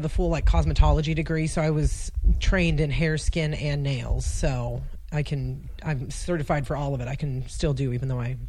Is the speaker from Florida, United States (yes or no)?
no; Casa Grande, Arizona, United States; also born or lived in Phoenix, Arizona / Pinetop, Arizona / Montana; There's a town called Casa Grande in between Phoenix and Tucson, so I was raised there till I was 11, and then when I was 11, we moved up to Pine Top, which is in the White Mountains of Arizona. It's like an hour and a half away from Flagstaff.